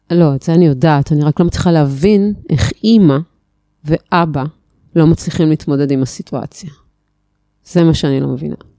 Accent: Haifa, Haifa District, Israel; born or raised there; now in Atlit, Israel

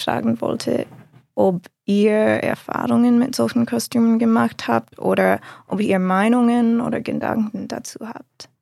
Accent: United States; German is a second language; moved away as an adult; also born or lived in Mainz; in den USA oder zumindest dort, wo ich aufgewachsen bin

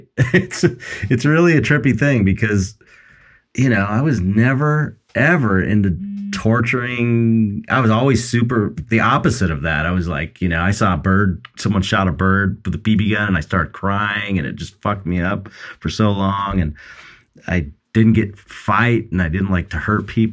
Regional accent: Los Angeles, California, United States; I'm like from Pedro and I'm just like this come from a longshoreman town

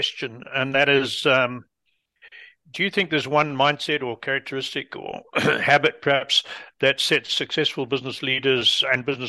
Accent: Zimbabwe; also born or lived in Britain; now in North America; I spent most of my life in Africa, but born in Britain and educated in a very British-oriented school in a country called Rhodesia, and brought up in the British stiff upper lip

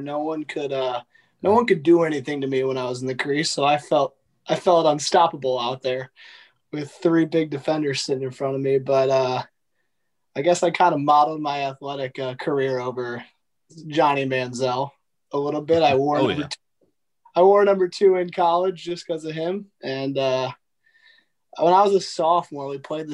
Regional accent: Missouri, United States; born or raised there

